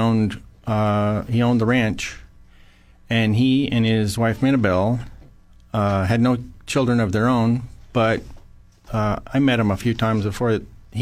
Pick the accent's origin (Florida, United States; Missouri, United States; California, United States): California, United States; Paso Robles; I grew up in Paso Robles